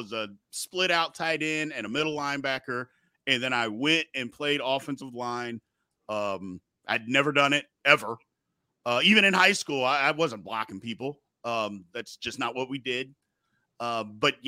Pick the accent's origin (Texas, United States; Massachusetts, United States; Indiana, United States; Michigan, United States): Indiana, United States; Jeffersonville; also born or lived in Louisville, Kentucky; I was born in Louisville, but I was raised, went to high school, elementary, middle school, high school in Jeffersonville, Indiana